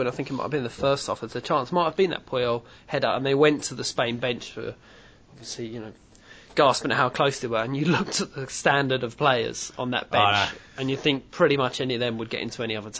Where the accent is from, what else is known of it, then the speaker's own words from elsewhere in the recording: Australia; I'm Australian, if I can tag that phrase